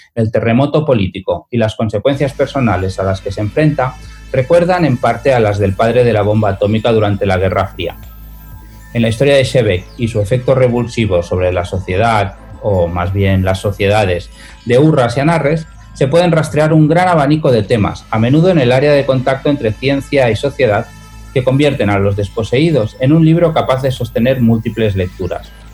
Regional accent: Moncada, Valencian Community, Spain; la biblioteca de mi pueblo de Moncada

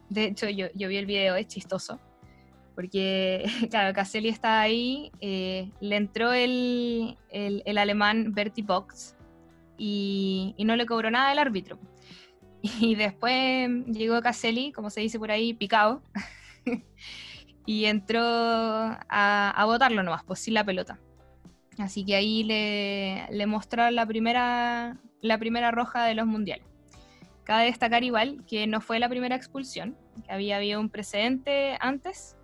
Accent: Chile; como chilenos

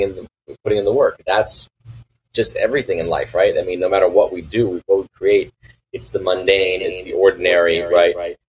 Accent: Los Angeles, California, United States; moved away; we lived in the West Side near the near the water

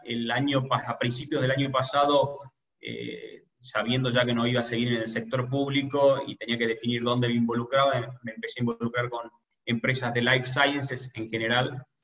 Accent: Tucumán, Argentina; soy emprendedor argentino, tucumano específicamente

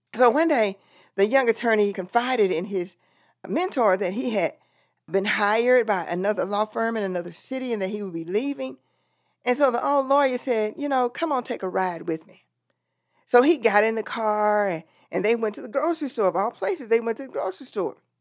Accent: Texas, United States; I'm from Texas

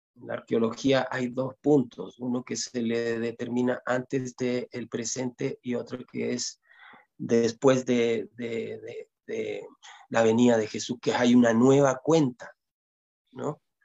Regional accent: Chile; moved away as an adult; also born or lived in Ecuador; Yo nací en Chile, pero me crié gran parte, más que viví más en Ecuador que en Chile. Me fui a los 20 años y regresé a los 42, 43 años, regresé acá a Chile.

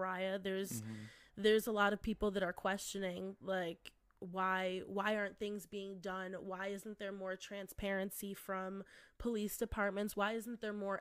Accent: Niagara Falls, New York, United States; I'm from Niagara Falls.

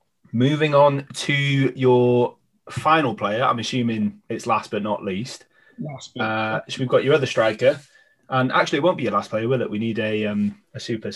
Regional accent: Welsh, Wales, United Kingdom; all being Welsh

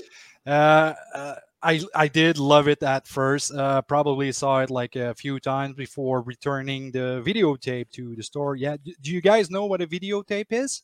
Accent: Maniwaki, Quebec, Canada; my hometown in Maniwaki

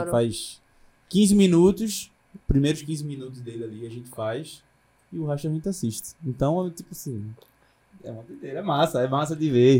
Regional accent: Northeast Region, Brazil; accent: Northeastern

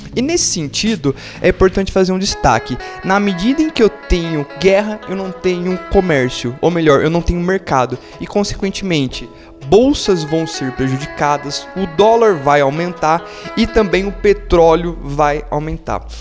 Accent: Brazil; nosso dia a dia enquanto brasileiros

